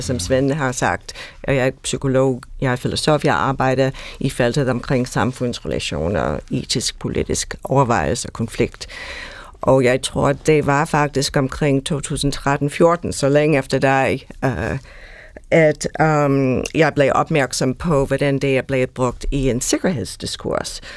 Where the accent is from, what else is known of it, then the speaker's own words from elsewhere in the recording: United States; Danish is a second language; now in Denmark; Jeg er oprindeligt amerikaner